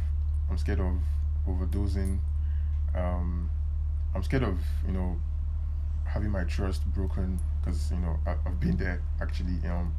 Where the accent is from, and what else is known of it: Nigeria